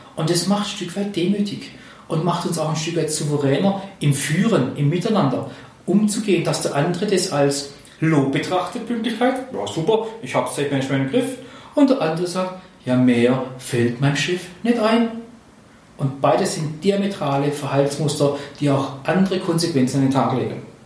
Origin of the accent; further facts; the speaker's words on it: Swabia, Germany; ich bin Schwabe